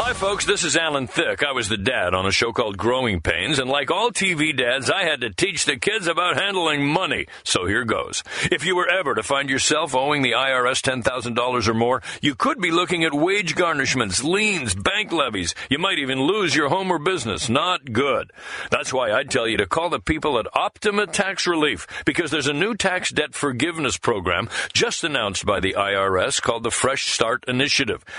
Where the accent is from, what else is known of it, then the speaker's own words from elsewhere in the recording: Wilmington, Delaware, United States; growing up in Wilmington, Delaware, and going to Tower Hill School